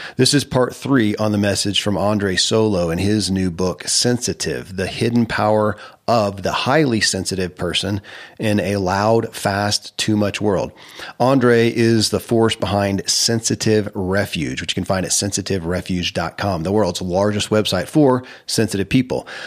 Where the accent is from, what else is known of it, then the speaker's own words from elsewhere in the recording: Kentucky, United States; I grew up in Kentucky